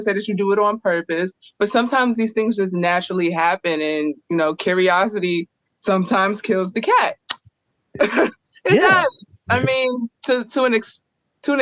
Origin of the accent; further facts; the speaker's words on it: New York City, New York, United States; moved away as an adult; now in Philadelphia, United States; I currently live in Philly, but I grew up in New York City